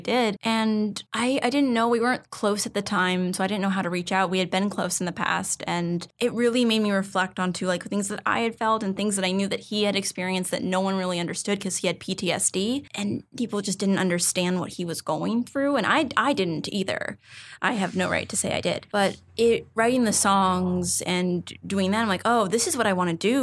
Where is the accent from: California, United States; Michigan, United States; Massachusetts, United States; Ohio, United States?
California, United States; San Ramon; I grew up in a town called San Ramon